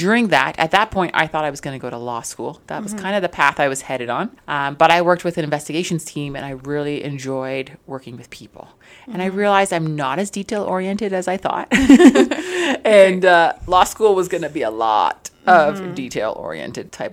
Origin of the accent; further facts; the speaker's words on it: Ontario, Canada; moved away as an adult; also born or lived in Zambia / British Columbia; now in Brooks, Canada; I'm originally from Zambia. Okay. That's where I was born. And then I grew up in Ontario